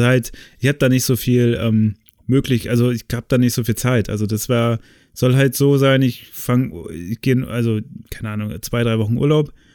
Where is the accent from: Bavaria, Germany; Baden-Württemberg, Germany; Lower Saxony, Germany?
Lower Saxony, Germany; the area around Oldenburg; now in Cologne, Germany; wo ich herkomme